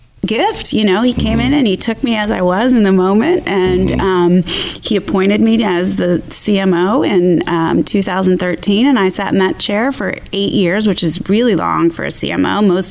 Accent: Philadelphia, Pennsylvania, United States; I'm from Philadelphia.

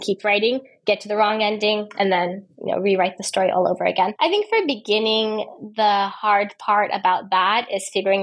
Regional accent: United States; moved away as an adult; also born or lived in Turkey; now in Istanbul, Turkey; I was born in the United States. And then when I was, I think, 26, I started living abroad

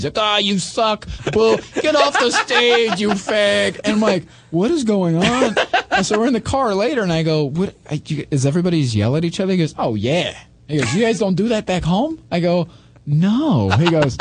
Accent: Midwest, United States; moved away; I'm from the Midwest

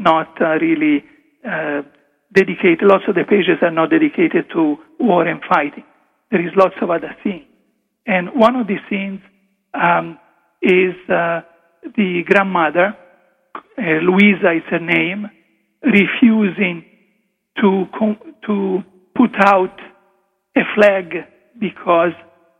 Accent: Italy; first language Italian; English is a second language; moved away; English is not really it's not my first language, as you can hear from my accent, I go back into mentally translating what I would have said in Italian

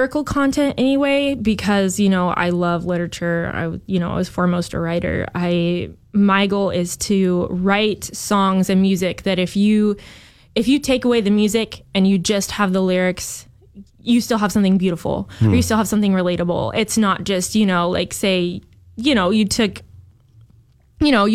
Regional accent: the Northwest, Pacific Northwest, United States; I'm from the Northwest

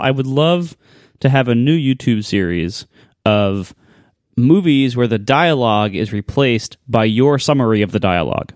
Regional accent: Ohio, United States; I'm from Ohio

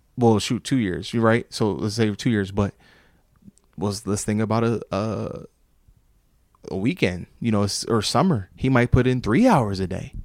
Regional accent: Sicklerville, New Jersey, United States; Jordan Burroughs, from my hometown, lived in the P section, uh, Primrose Gate.

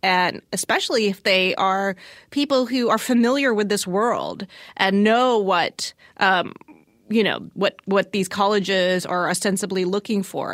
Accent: Southern Virginia, United States; I grew up in Southern Virginia

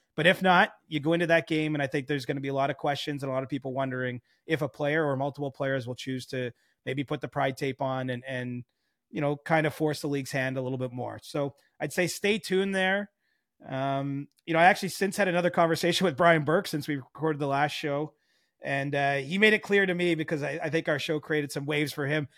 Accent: Cobourg, Ontario, Canada; moved away; I love Coburg, Ontario, my hometown.

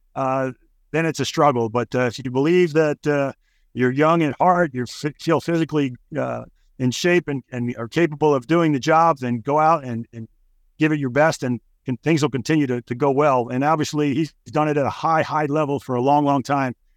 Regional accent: New York, United States; I'm a New York guy

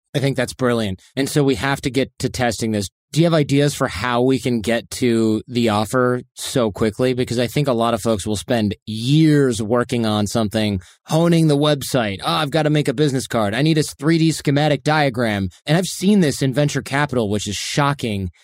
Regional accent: Michigan, United States; in the Midwest where I grew up in Michigan

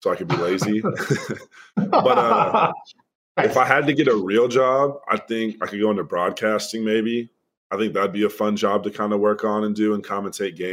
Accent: Dallas, Texas, United States; moved away as an adult; I'm from Dallas

